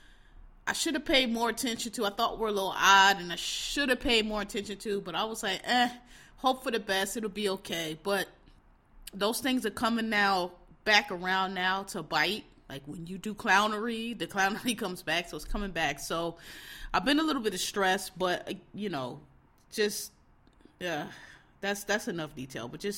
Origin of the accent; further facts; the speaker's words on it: Philadelphia, Pennsylvania, United States; Born and raised in Philadelphia